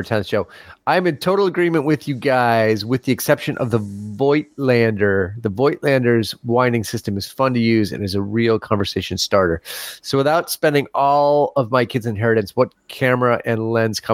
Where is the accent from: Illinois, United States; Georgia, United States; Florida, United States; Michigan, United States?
Illinois, United States; Chicago; I'm from Chicago.